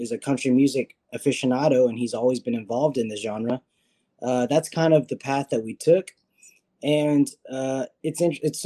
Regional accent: Nashville, Tennessee, United States; I grew up in Nashville and I was born and raised here

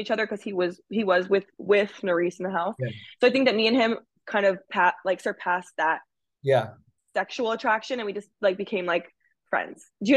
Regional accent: Alaska, United States; I'm from Alaska.

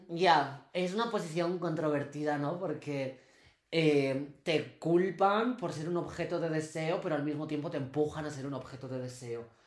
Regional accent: Castile and León, Spain; vengo de Castilla y León

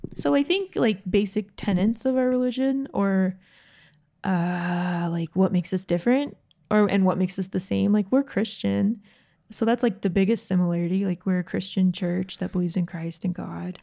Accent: Georgia, United States; now in Utah, United States; growing up in Georgia, we live in Utah now

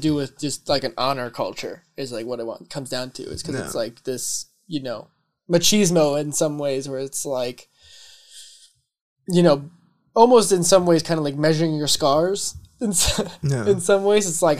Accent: Georgia, United States; born there; I was born in Georgia, but I went somewhere else for school and yeah. I learned how to talk differently.

